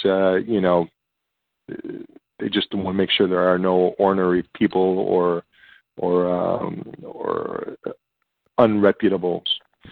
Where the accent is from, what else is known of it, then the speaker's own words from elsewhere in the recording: Chicago, Illinois, United States; they say, oh, you're from Chicago. So, you know, then here comes the barrage of questions and then the comments about my accent.